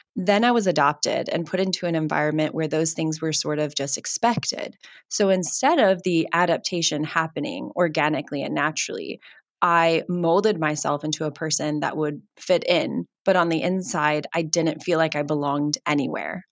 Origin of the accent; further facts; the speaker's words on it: United States; now in Cape Town, South Africa; I hail from America